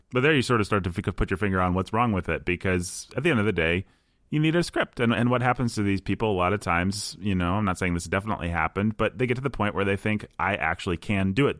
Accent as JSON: {"language": "English", "town": "Bloomington", "region": "Indiana", "country": "United States", "tie": "born or raised there", "said": "I grew up in the Midwest. I grew up in Bloomington, Indiana"}